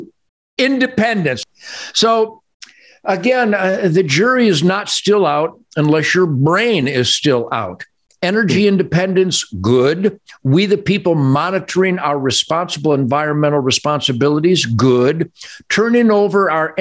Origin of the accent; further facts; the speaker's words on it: Detroit, Michigan, United States; I was born in Detroit